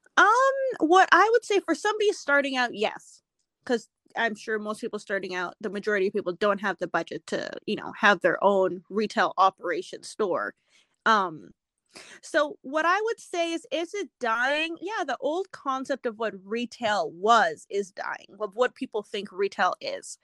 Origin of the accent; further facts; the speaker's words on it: Edmonton, Alberta, Canada; So I am born and raised in Edmonton, Alberta, Canada. So I am Canadian.